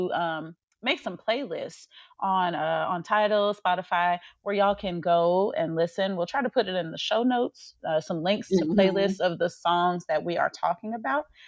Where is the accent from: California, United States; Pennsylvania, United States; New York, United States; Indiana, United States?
Indiana, United States; Gary; moved away as an adult; now in Dallas-Fort Worth, United States; we now live in Texas, in DFW, but obviously, of course, we're from Gary, Indiana